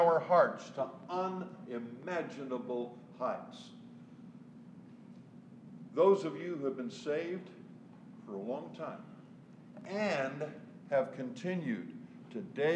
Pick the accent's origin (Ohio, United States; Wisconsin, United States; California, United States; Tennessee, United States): California, United States; Southern; I was born and raised in the South, Southern California